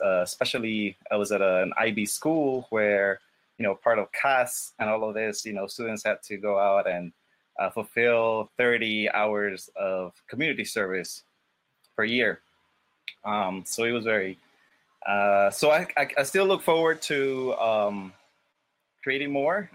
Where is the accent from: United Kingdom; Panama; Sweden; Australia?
Panama; moved away as an adult; also born or lived in New York; born and raised in Panama